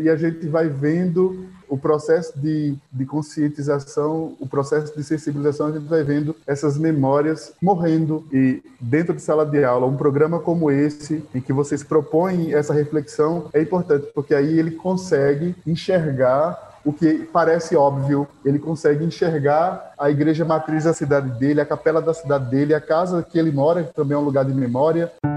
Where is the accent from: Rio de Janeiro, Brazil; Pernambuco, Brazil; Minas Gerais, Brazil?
Pernambuco, Brazil; São Vicente Ferrer; Eu sou de São Vicente Ferrer, é uma cidade do Agreste Setentrional, fica aqui próximo a, a zona da mata, por uma questão ou outra, hoje é a Grécia Setentrional, mas foi aqui que eu nasci, mas vivi muito parte, é, boa parte da minha infância uh, na fazenda Cavunga